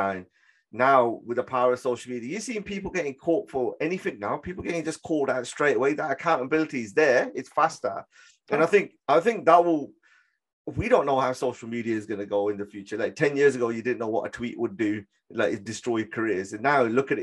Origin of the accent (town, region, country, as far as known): Birmingham, West Midlands, United Kingdom; born or raised there